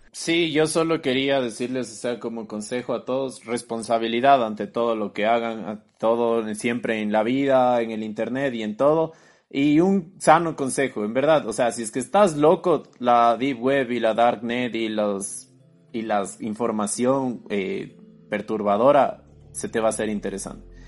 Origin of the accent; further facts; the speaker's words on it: Ecuador; decimos aquí en Ecuador